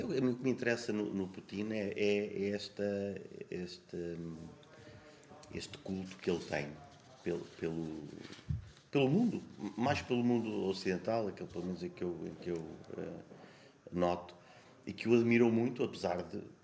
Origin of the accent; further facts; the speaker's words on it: Sabugal, Portugal; moved away as an adult; also born or lived in Lisbon; now in Terceira, Portugal; eu sou, sou do Sebogal, a minha terra, mas eu nunca me senti verdadeiramente lá